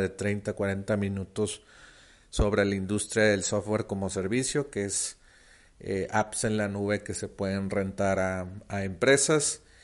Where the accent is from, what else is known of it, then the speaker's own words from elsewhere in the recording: Mexico; also born or lived in Monterrey; yo soy de México, vivo en Monterrey.